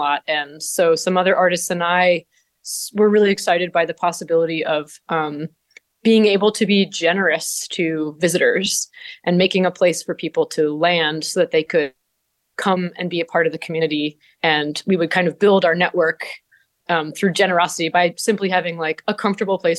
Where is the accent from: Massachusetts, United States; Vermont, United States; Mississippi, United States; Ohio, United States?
Vermont, United States; moved away as an adult; now in Ithaca, United States; I'm from Vermont originally, and I grew up kind of in the rain shadow of bread and puppet theater